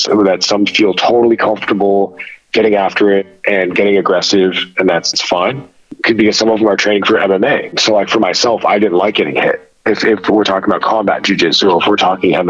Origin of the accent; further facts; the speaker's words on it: United States; growing up in America as a first generation child of Middle Eastern immigrants